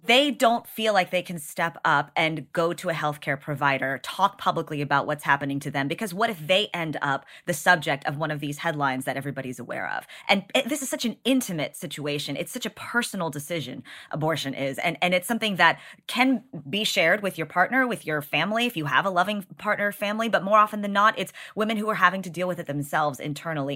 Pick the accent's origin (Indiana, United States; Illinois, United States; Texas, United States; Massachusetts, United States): Texas, United States; As a Texan